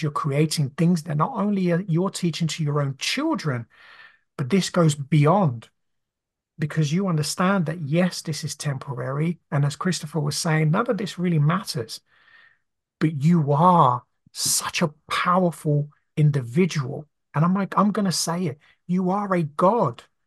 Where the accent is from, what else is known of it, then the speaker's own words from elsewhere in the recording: Brazil; moved away; I grew up, you know, in a very poor family growing up in Brazil